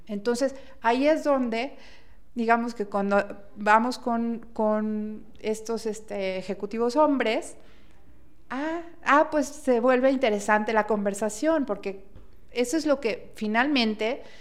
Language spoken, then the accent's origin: Spanish; Mexico; como mexicanos